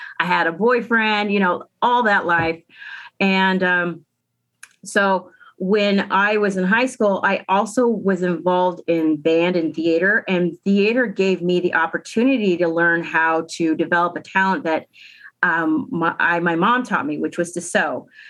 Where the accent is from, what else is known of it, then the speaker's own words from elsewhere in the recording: Tuba City, Arizona, United States; I am from Tuba City, Arizona. Tuananasdeze, and if there's any Navajos listening, hi, I'm from Tuba City. And so I grew up in Tuba.